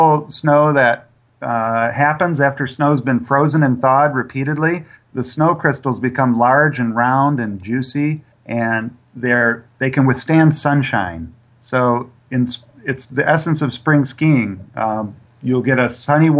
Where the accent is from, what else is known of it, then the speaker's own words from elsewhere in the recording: near Lansing, Michigan, United States; in a little town outside of Michigan State University, near the Lansing area in Michigan